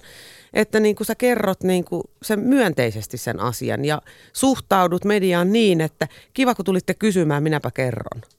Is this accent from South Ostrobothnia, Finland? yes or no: no; Espoo, Uusimaa, Finland; Olen espoolainen perheenäiti